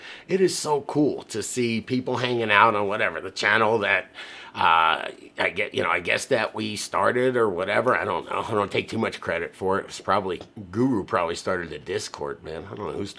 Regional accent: South Florida, United States; I have a bamboo nursery in Florida, and I grew up in South Florida

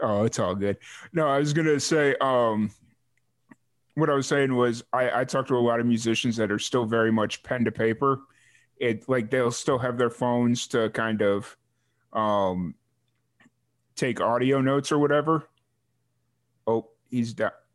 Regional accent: Chicago, Illinois, United States; I grew up in the south suburbs of Chicago

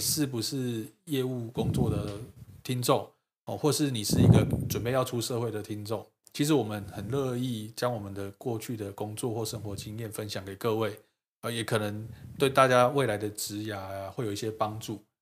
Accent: Taiwan; 因为台湾是海岛国家，我们都做出口贸易跟做外国人生意居多

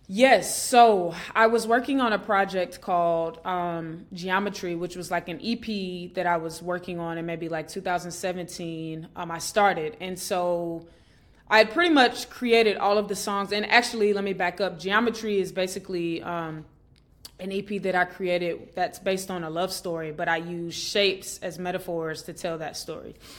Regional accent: Atlanta, Georgia, United States; I grew up in Atlanta, Georgia

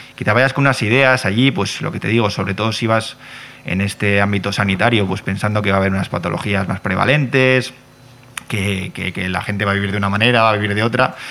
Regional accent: Bilbao, Basque Country, Spain; moved away; also born or lived in Catalonia; yo soy de Bilbao

